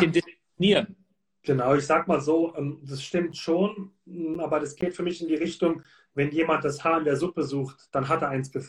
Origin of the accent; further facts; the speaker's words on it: Baden-Württemberg, Germany; ich komme ja hier aus der Region, Heidelberg ist von mir 20 Kilometer entfernt.